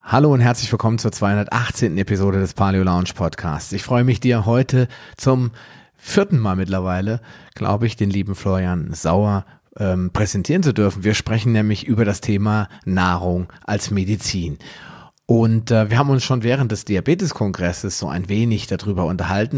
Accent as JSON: {"language": "German", "region": "West Germany", "country": "Germany", "tie": "born or raised there", "said": "Ich bin in der Welt der Supermärkte aufgewachsen. Bei uns gab es schon alles, wirklich unbegrenzt"}